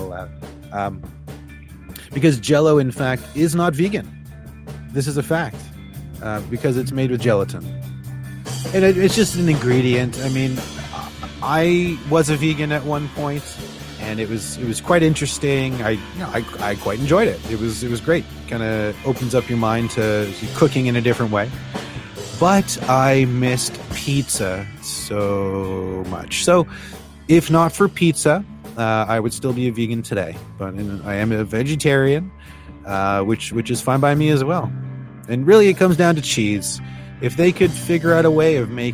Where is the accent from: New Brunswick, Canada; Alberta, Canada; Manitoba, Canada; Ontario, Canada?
Ontario, Canada; just outside of Toronto; now in Newfoundland, Canada; I was born just outside of Toronto many, many, many years ago. But now I'm over on the East Coast.